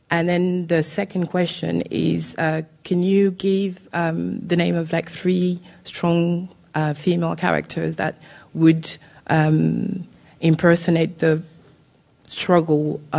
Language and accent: English; Paris, Île-de-France, France; I'm also from Paris.